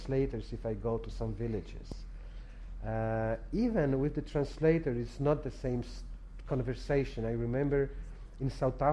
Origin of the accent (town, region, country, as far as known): Poland; English is a second language